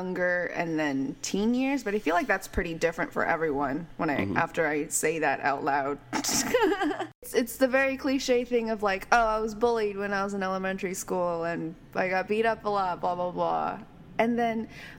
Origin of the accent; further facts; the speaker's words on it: Walnut, California, United States; I grew up in Walnut, California